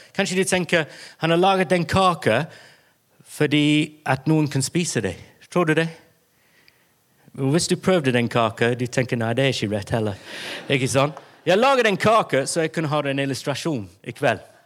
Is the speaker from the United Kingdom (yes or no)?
yes; England, United Kingdom; Norwegian is a second language; now in Bergen, Norway; jeg er engelsk, og det er jeg